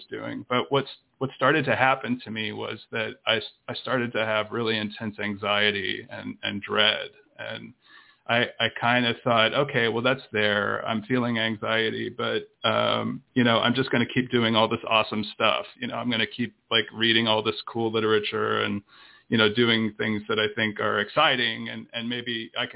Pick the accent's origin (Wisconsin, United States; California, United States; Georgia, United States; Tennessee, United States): Tennessee, United States; also born or lived in Miami, Florida / Birmingham, Alabama; we eventually moved to Tennessee, which is where I grew up